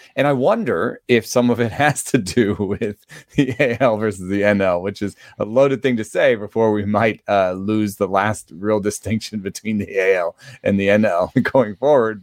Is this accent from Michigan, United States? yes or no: no; Atlanta, Georgia, United States; I grew up in Atlanta, uh, for the large part